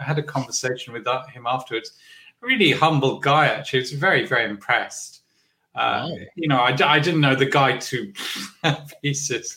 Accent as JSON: {"language": "English", "region": "London", "country": "United Kingdom", "tie": "born or raised there", "said": "I was born in Hackney, I think in a Salvation Army hospital"}